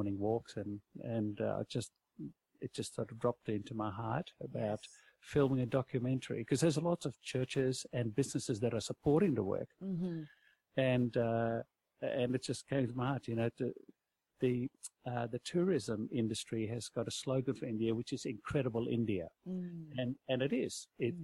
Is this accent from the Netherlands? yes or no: yes; Netherlands; moved away; I come from Holland.